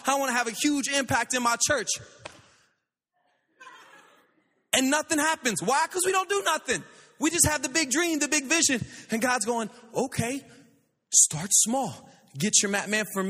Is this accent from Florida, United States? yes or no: yes; Pensacola, Florida, United States; also born or lived in Louisiana; But, man, I was born in Louisiana, but I was raised in Pensacola, Florida. Beautiful place. My family's up there.